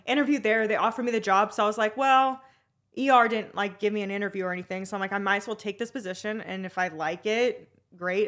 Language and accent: English; Arizona, United States; I'm been born and raised in Arizona